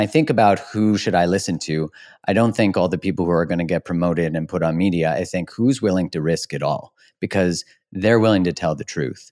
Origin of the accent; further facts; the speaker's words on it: Canada; I'm from Canada too. So living in Canada